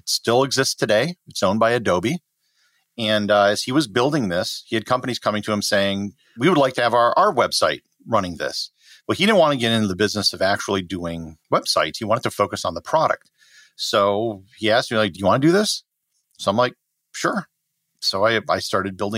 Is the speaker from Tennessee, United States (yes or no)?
no; Wisconsin, United States; moved away; I grew up in Wisconsin, a very middle class, blue collar family.